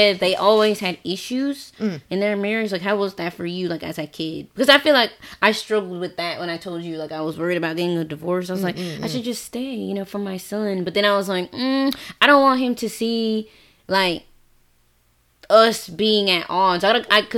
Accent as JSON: {"language": "English", "region": "the South", "country": "United States", "moved": "yes", "said": "I'm from the South"}